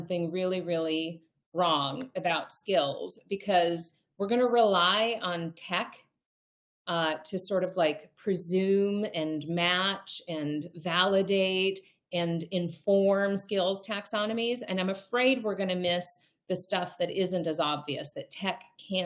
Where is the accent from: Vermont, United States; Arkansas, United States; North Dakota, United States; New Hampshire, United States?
North Dakota, United States; also born or lived in Milwaukee, Wisconsin; I was born in Milwaukee. I grew up in North Dakota